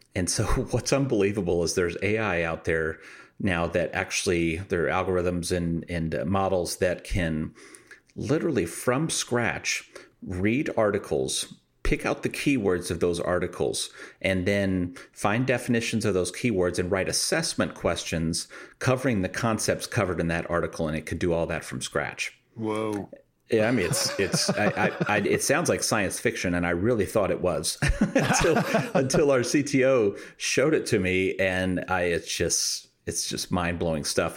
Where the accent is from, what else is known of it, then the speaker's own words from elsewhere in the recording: Midwest, United States; I'm from the Midwest